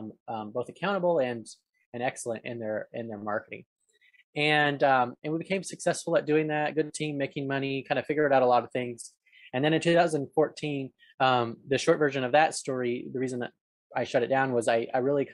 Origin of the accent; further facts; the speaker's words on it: Arizona, United States; moved away as an adult; now in Atlanta, United States; when I was growing up in Arizona, I'd go over there after school during high school years